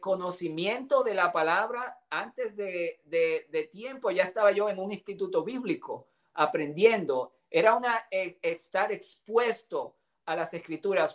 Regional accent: Dominican Republic; moved away; also born or lived in Puerto Rico / Grand Rapids, Michigan / Tulsa, Oklahoma; tuve el privilegio de salir de República Dominicana en busca del sueño americano

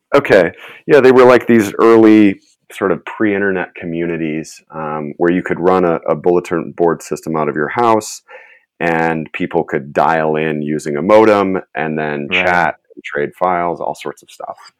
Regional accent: Chicago, Illinois, United States; moved away as an adult; now in Los Angeles, United States; I'm originally from the Chicago area. I grew up in, okay. in the suburbs there

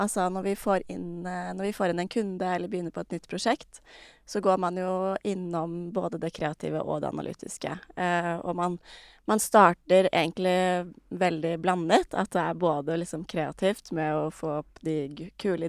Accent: Re, Vestfold, Norway; Jeg er fra Re, som eh, ikke er like lite som Jømna, men eh, ikke så stort heller

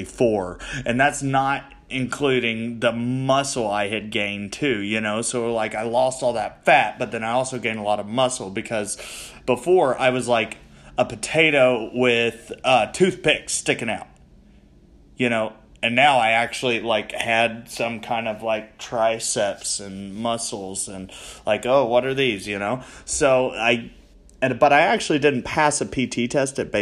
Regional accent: Owensboro, Kentucky, United States; I was back in my hometown

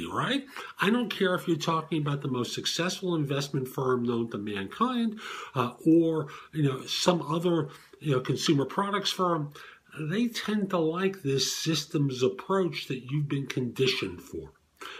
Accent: New York, United States; I grew up in New York in the public school system

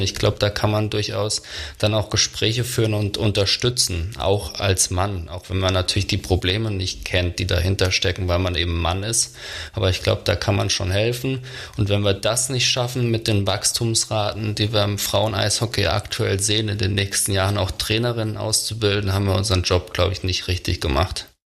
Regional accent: Germany; als Deutscher

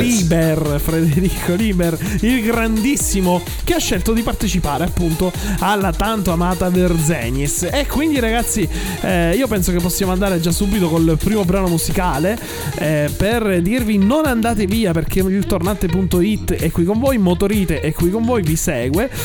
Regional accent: Sicily, Italy; io da siciliano

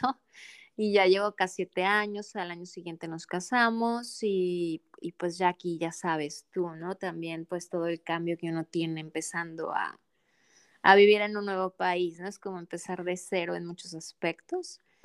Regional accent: Mexico; moved away as an adult; now in Adelaide, Australia; soy mexicana viviendo en Australia, en Adelaide, Australia, en la parte

